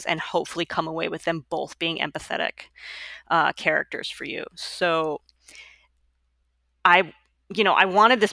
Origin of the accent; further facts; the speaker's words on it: Long Island, New York, United States; also born or lived in Bronx, New York; now in Brooklyn, United States; I was born in the Bronx. I grew up on Long Island. I've lived in Brooklyn since 2002